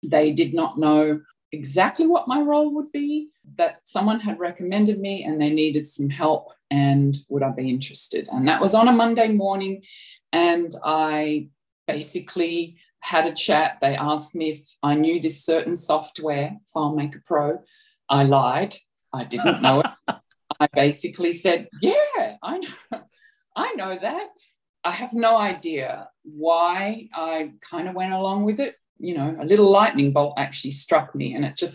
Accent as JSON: {"language": "English", "country": "Australia", "accent": "Australian", "moved": "as an adult", "said": "I'm Australian, as you can probably tell from my accent"}